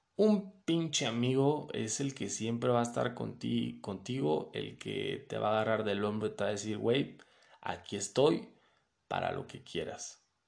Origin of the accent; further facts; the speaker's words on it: Mexico City, Mexico; also born or lived in León, Guanajuato; Soy de la Ciudad de México, viví en León y después me regresé a la Ciudad de México.